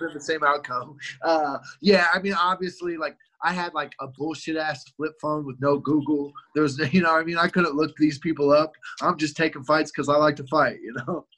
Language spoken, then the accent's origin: English; Columbia, Missouri, United States; also born or lived in Albuquerque; I grew up in Columbia, Missouri, which is a couple couple hours away